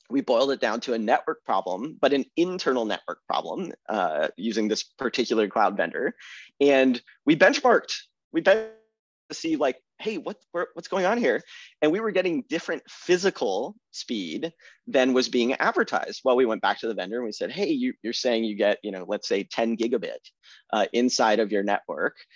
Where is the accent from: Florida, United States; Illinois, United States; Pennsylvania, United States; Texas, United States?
Texas, United States; Austin; moved away as an adult; I'm a Texan